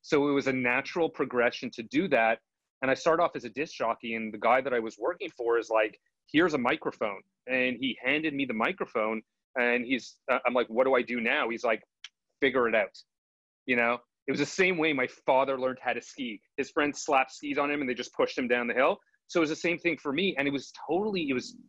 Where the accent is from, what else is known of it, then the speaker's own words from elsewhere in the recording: Montreal, Quebec, Canada; moved away as an adult; now in Toronto, Canada; I grew up in Montreal, Canada, and it's a little different.